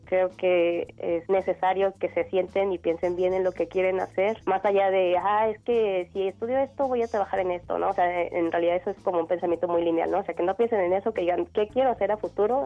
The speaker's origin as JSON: {"language": "Spanish", "town": "Tepic", "region": "Nayarit", "country": "Mexico", "tie": "born or raised there", "also_born_or_lived": "Morelos", "moved": "as an adult", "said": "Nací en Tepic, Nayarit, el 10 de abril de 1994."}